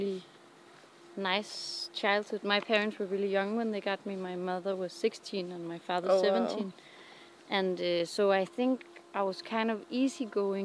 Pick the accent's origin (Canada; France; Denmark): Denmark; I grew up in Jutland.